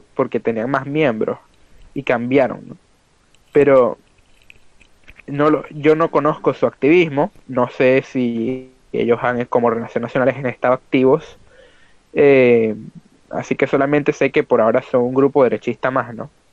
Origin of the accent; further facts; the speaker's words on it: Venezuela; moved away; al final es donde nosotros crecimos. Eh, y que estamos en el éxodo ahora